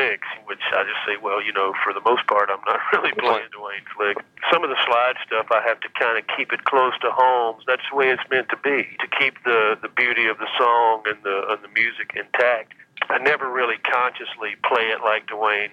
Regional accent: Asheville, North Carolina, United States; Where I grew up in Asheville, North Carolina

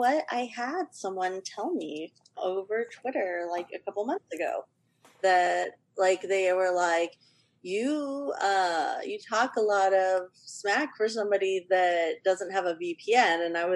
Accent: Ventura County, California, United States; I grew up in Ventura County, like where you could just walk to the beach minutes. It was like 2 minutes away.

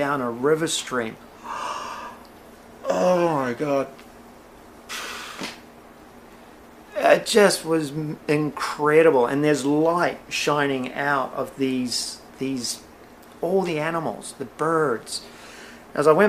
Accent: Blenheim, Marlborough, New Zealand; I grew up in the Wairau Valley of Blenheim, New Zealand

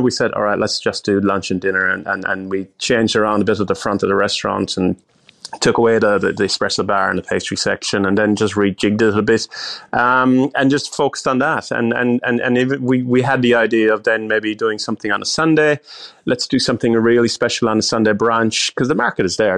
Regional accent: Ireland; moved away; I'm from overseas, I'm from Ireland

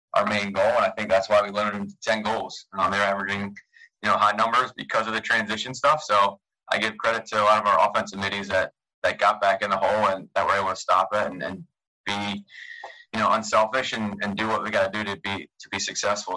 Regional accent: Annapolis, Maryland, United States; being in Annapolis, my hometown. Um, I live a mile away

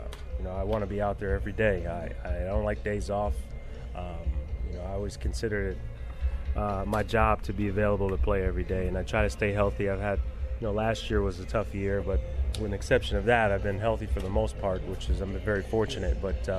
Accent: New Jersey, United States; born there; You know, I was born in New Jersey, so I was a big Yankee fan growing up

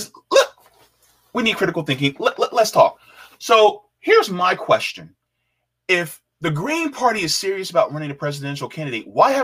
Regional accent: New Jersey, United States; accent: Jersey; I got to use my Jersey accent

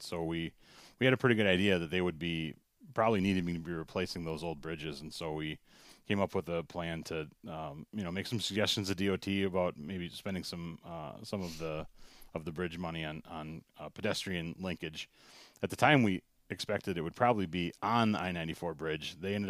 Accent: Menomonie, Wisconsin, United States; I'm a Menomonie, born and raised in Menomonie. I was born in the old hospital up on Hospital Hill before Myrtle Worth and then now Mayo system. I went to East School.

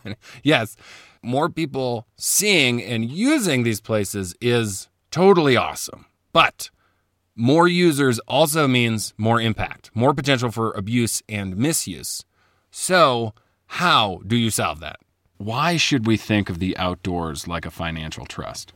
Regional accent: Chicago, Illinois, United States; moved away as an adult; also born or lived in Indiana; now in Colorado, United States; I grew up in Chicago.

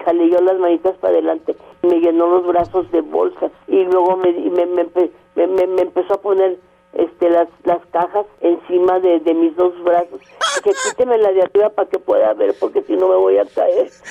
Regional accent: Torreón, Coahuila, Mexico; moved away; also born or lived in Monterrey; me inicié primero que nada en mi tierra, en Torreón

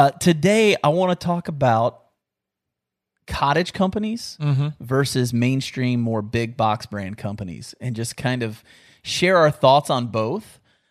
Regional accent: West Virginia, United States; born there; also born or lived in Kentucky; I was born in West Virginia, bro.

